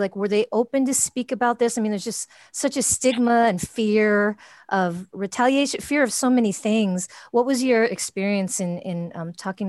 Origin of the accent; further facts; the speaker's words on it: California, United States; we're both born and raised in California.